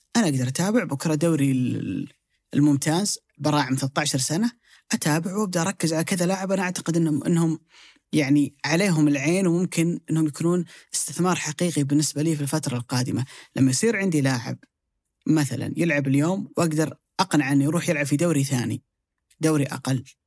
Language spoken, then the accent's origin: Arabic; Saudi Arabia; عندنا في السعوديه